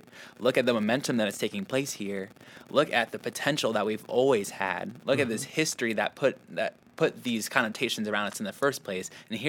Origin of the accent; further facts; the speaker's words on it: Omaha, Nebraska, United States; I'm born and raised here. And a big thing I learned is that, you know, I grew up in North Omaha very specifically